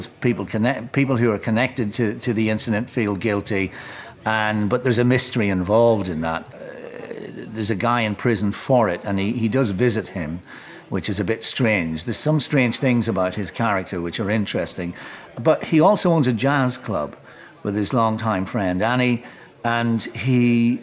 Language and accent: English; Enniskillen, Northern Ireland, United Kingdom; also born or lived in Highgate, London; now in London, United Kingdom; Both Beckett and Oscar Wilde went to school in my hometown.